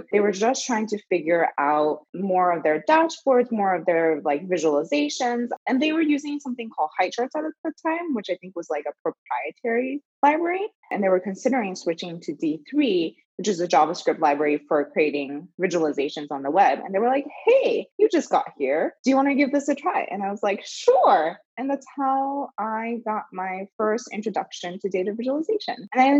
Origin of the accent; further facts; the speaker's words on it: California, United States; also born or lived in Philippines / China / Japan; So I was born in the Philippines. My parents are Chinese. So lived in China for 2 years, Japan for 6 years. And then I moved to the US when I was 10. Settled in Southern California